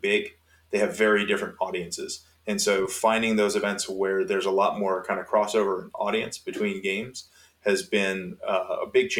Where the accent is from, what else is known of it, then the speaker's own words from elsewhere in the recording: Massachusetts, United States; now in Salem, Virginia, United States; I am from Massachusetts originally, but I now live in Salem, Virginia, which is right outside of Roanoke